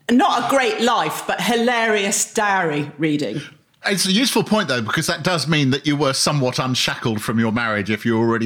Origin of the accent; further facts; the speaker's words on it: East of England, United Kingdom; I'm a, an artist. I come from Essex.